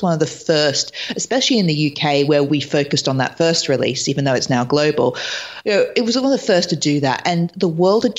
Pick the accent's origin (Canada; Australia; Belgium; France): Australia; moved away as an adult; also born or lived in London / Los Angeles; now in New York, United States; I lived in London for years. I'm originally from Australia, and I moved to LA last year, and now I'm in New York